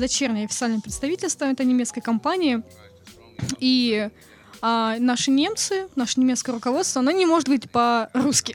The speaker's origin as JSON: {"language": "Russian", "region": "Kamchatka Krai", "country": "Russia", "tie": "born or raised there", "said": "Я родилась на Камчатке"}